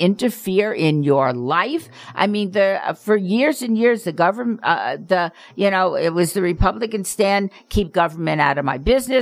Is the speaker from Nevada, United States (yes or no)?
yes; Las Vegas, Nevada, United States; I grew up in Las Vegas. It is very interesting being an adult in the city in which you were raised